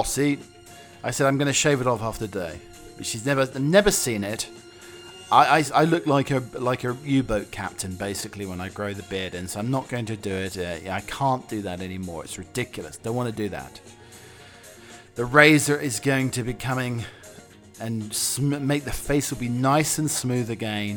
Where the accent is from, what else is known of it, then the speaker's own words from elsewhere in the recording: Norwich, East of England, United Kingdom; my hometown club, Norwich City